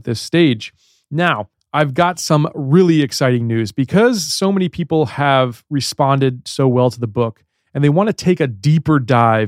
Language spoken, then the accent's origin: English; Baltimore, Maryland, United States; accent: Baltimore; I have a little bit of a Baltimore accent